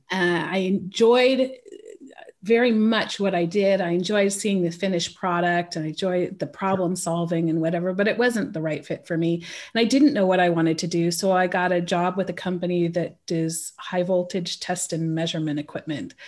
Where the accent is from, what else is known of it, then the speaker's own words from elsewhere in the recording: California, United States; moved away as an adult; now in Switzerland; I grew up stateside. I grew up in California.